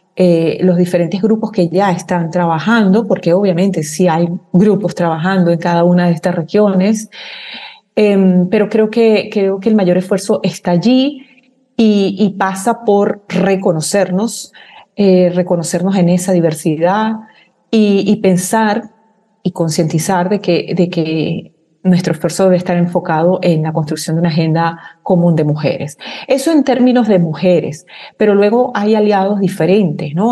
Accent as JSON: {"language": "Spanish", "country": "Venezuela", "said": "nosotros como, como venezolanas y venezolanos"}